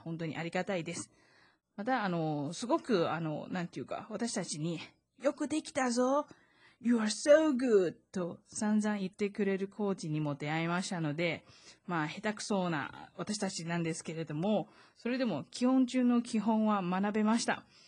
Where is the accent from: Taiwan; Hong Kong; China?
Taiwan; 台湾生まれ、台湾育ち